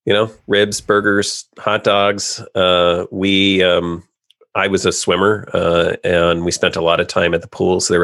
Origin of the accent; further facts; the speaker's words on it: California, United States; I grew up in California